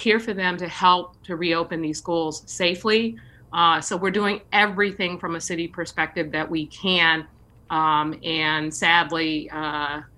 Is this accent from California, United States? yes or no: yes; San Francisco, California, United States; I have been really fortunate growing up in San Francisco, attending public schools